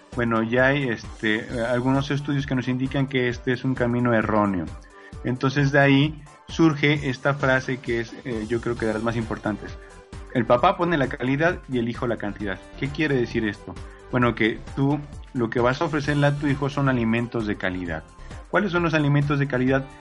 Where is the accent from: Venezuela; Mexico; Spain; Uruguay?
Mexico; nosotros como mexicanos